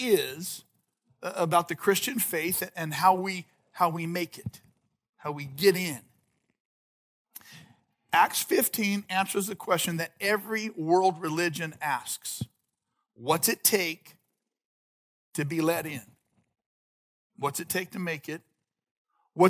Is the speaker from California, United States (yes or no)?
yes; Visalia, California, United States; moved away as an adult; also born or lived in Orange County / Madera Ranchos; now in Madera, United States; my wife and I grew up in Visalia